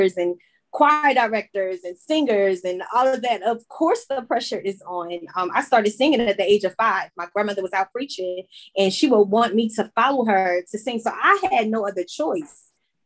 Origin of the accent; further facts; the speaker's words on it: Chester, Pennsylvania, United States; now in Charlotte, United States; I am originally from Chester, Pennsylvania, right outside of Philadelphia. But I am now residing in Charlotte, North Carolina.